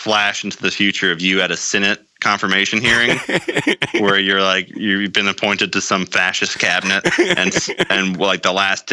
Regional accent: North Carolina, United States; moved away as an adult; now in California, United States; that's where I grew up

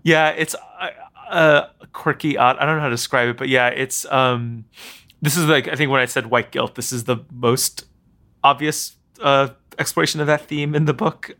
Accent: New York City, New York, United States; I grew up here in New York, but I went to boarding school

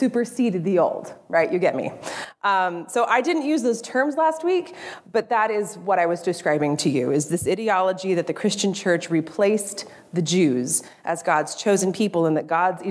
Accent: California, United States; moved away; I grew up in California

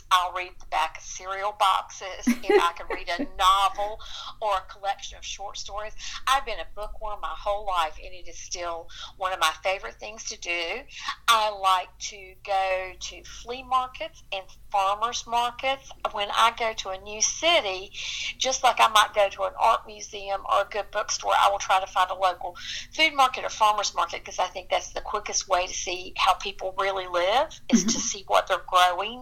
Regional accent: Watauga County, North Carolina, United States; I grew up in Watauga County, which is in the northwestern corner of North Carolina

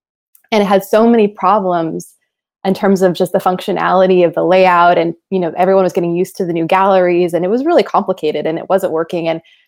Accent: Los Angeles, California, United States; also born or lived in Oaxaca, Mexico; I grew up between here and Mexico as a child. So we kind of split the years between Los Angeles and Oaxaca.

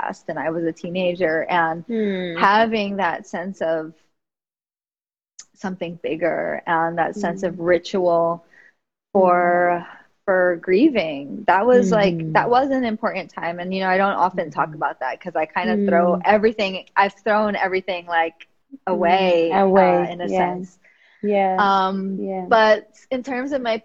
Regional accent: New York City, New York, United States; I grew up in the Bronx, New York

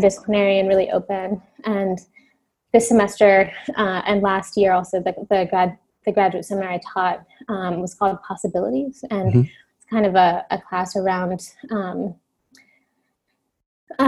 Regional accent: Cincinnati, Ohio, United States; also born or lived in California; now in Brooklyn, United States; my parents moved to Cincinnati, Ohio within, you know, months after I was born. So I grew up in Cincinnati

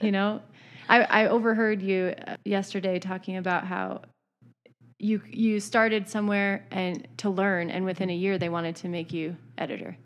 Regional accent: Idaho, United States; growing up in Idaho

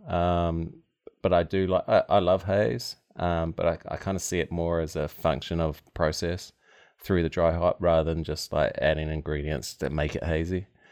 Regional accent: Tauranga, Bay of Plenty, New Zealand; moved away as an adult; also born or lived in West Coast, United States; now in Maryland, United States; where I grew up is New Zealand's, uh, busiest port

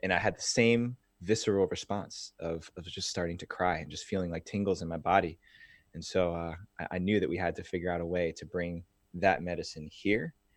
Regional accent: New Jersey, United States; I grew up in New Jersey

